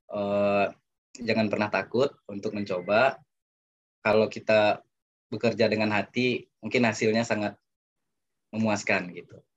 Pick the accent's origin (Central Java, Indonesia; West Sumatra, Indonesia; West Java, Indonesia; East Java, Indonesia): West Sumatra, Indonesia; first language Minangkabau; karena di pepatah Minang mengatakan ini Minangkabau di kampung saya itu bahasa Minang ya